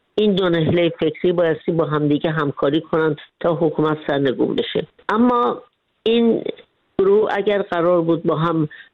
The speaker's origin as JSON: {"language": "Persian", "country": "Iran", "moved": "as an adult", "said": "من سه کتاب در مورد بیرافی خودم نوشتم بعضی که از ایران خارج شدم"}